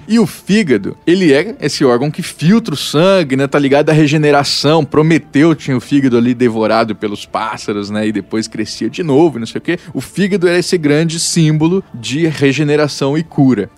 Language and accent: Portuguese; Mato Grosso do Sul, Brazil; eu sou do Mato Grosso do Sul, fronteira ali com o Paraguai